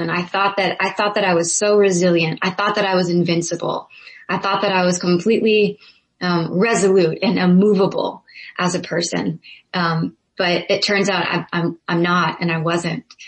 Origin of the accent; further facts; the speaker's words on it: Zanesville, Ohio, United States; I'm from Zanesville, Ohio.